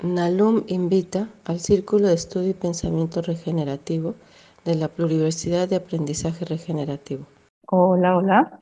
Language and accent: Spanish; Mexico; moved away; also born or lived in Cancún, Mexico / San Cristóbal de las Casas, Mexico / Guatemala; soy de origen mexicana